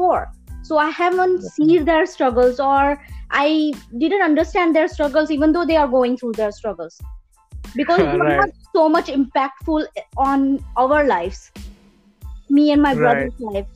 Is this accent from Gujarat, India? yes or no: yes; Surat, Gujarat, India; now in Canada; I was born and raised in Silver Spoon in Surat, Gujarat, India, by my parents